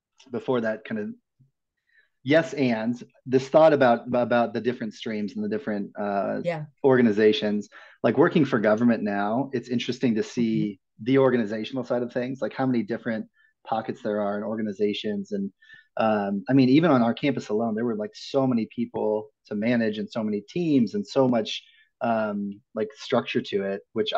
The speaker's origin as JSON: {"language": "English", "region": "Midwest", "country": "United States", "tie": "born or raised there", "moved": "yes", "said": "I grew up in the Midwest"}